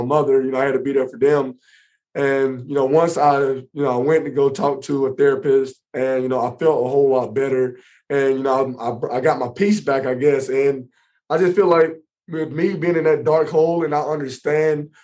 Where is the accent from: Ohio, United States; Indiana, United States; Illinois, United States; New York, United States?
Indiana, United States; Indianapolis; my hometown here in Indy